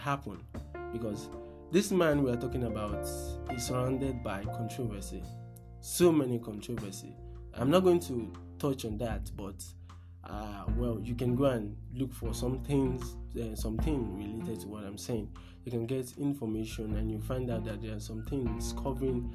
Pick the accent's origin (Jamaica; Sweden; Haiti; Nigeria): Nigeria; in Nigeria here